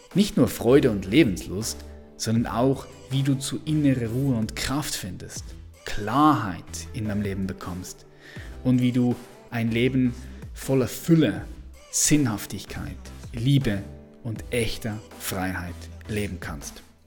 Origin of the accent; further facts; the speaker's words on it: Switzerland; als Schweizer